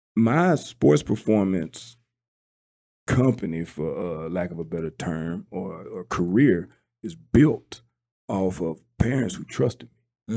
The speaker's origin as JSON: {"language": "English", "region": "South Mississippi", "country": "United States", "said": "I'm from South Mississippi"}